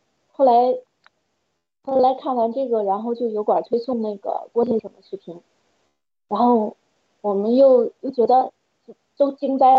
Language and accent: Chinese; China; 然后。就想，如果我们中国人如果要是，嗯，再不站出来，再不就是跟共产党说不的话，真的就是暗无天日。